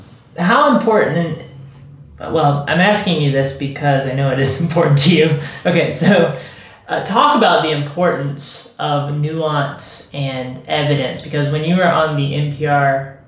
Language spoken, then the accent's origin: English; South Carolina, United States; I grew up in South Carolina and it's like she's gnawing on the bones.